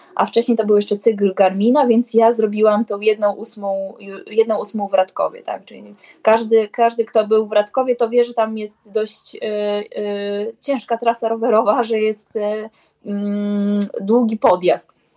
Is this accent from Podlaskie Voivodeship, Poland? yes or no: yes; Białystok, Podlaskie Voivodeship, Poland; ja jestem z Białego Stoku